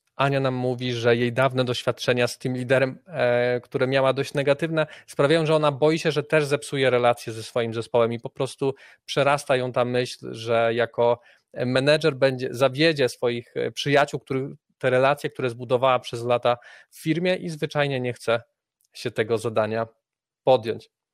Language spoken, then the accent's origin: Polish; Poland